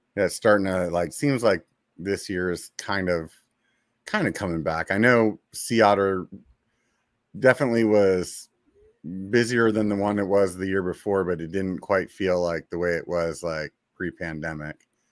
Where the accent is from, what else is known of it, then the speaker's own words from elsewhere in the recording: Pennsylvania, United States; moved away; I'm from Pennsylvania originally